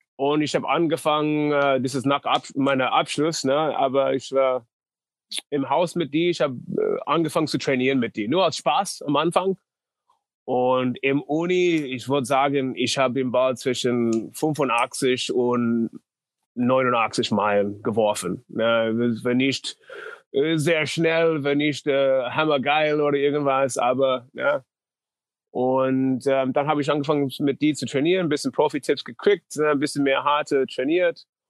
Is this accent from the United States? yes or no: yes; North Dakota, United States; German is a second language; moved away; also born or lived in Moorhead, Minnesota; Ich komme aus North Dakota